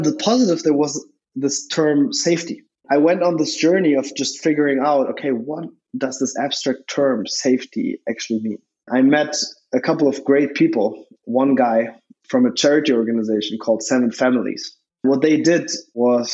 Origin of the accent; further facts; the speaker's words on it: Berlin, Germany; also born or lived in Switzerland; I was born in Berlin to an American-born mother, actually.